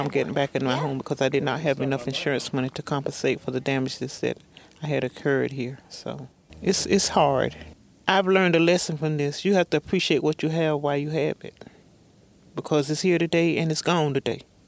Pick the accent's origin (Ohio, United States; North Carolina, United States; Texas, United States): North Carolina, United States; I'm originally from Paragon, North Carolina, here in the community of White Stocking